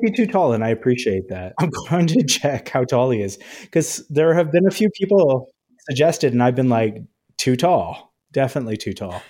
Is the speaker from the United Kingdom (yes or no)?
no; Canada; as a Canadian